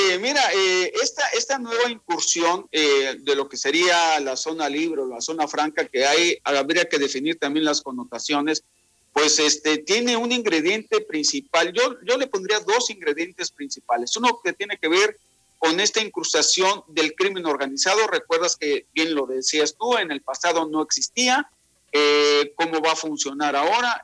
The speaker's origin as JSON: {"language": "Spanish", "region": "Veracruz", "country": "Mexico", "tie": "born or raised there", "moved": "yes", "lives_now": "Quintana Roo, Mexico", "said": "Nací ahí en el puerto de Veracruz y desde hace pues ya 28 años ando por acá, por el Caribe mexicano."}